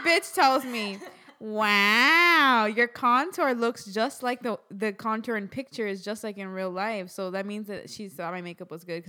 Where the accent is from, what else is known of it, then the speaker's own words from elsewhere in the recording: Miami, Florida, United States; now in New York, United States; we're both from Miami.